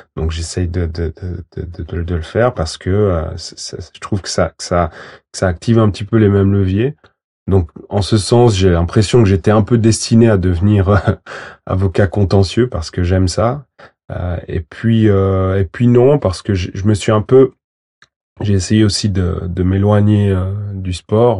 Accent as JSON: {"language": "French", "region": "Valais", "country": "Switzerland", "tie": "born or raised there", "also_born_or_lived": "Portugal / Guinea-Bissau", "said": "j'ai grandi en Valais"}